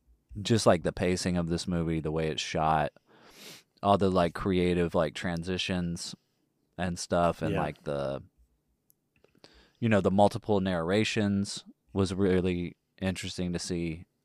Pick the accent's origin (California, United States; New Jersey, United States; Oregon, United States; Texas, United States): Texas, United States; accent: southern; I am from Texas, and if you can't tell, a southerner